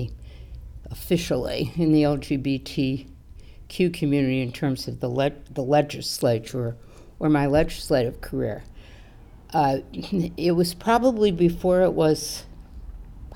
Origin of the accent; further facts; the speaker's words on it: Southern California, United States; moved away as an adult; also born or lived in Manhattan, New York; now in Teaneck, United States; I grew up in Southern California, and I went to Beverly Hills High School before zip codes.